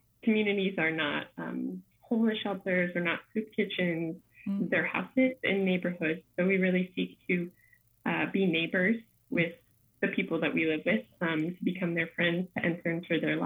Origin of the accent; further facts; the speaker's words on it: Palatine, Illinois, United States; also born or lived in Lima, Peru; I'm originally from Palatine, Illinois. So I grew up in the community of St. Thomas of Villanova